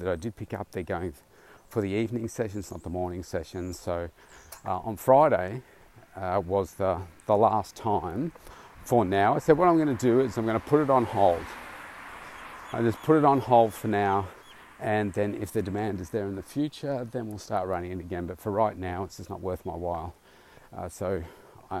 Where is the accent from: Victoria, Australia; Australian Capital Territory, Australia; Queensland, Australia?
Victoria, Australia; Melbourne; my hometown here, Melbourne